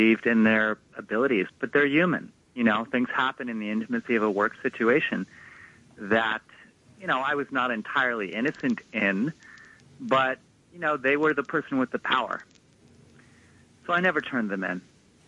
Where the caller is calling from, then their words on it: Brooklyn, New York, United States; Hey, I'm …. I'm from Brooklyn.